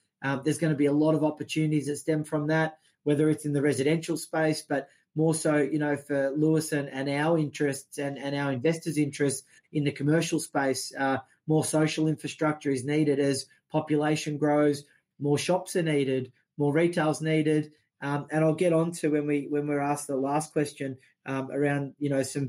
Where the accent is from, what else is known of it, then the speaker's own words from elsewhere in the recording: Australia; as an Australian